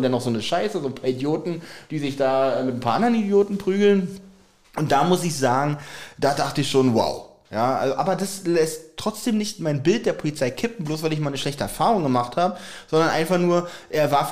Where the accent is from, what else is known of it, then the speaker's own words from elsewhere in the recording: Berlin, Germany; Das muss man auch als Berliner wissen.